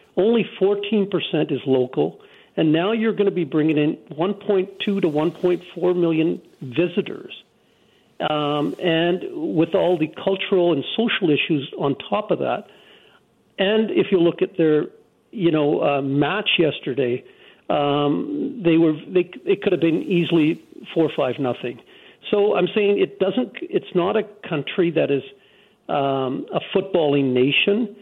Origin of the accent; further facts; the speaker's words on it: Canada; people like myself, born and raised in Canada, a person of color